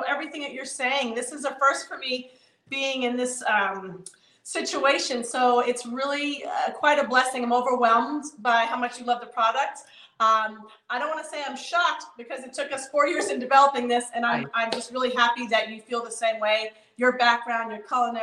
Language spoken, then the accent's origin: English; East Coast, New York, United States; moved away; my youth growing up on the East Coast